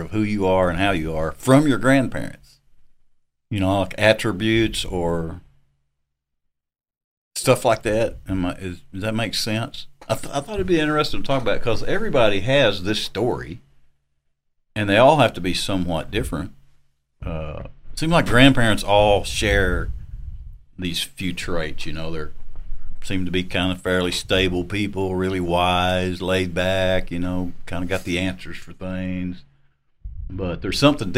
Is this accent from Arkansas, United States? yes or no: yes; Arkansas, United States; moved away; people I grew up with back in Arkansas